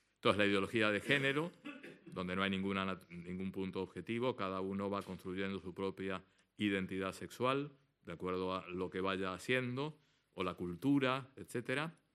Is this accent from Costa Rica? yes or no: no; Argentina; como buen argentino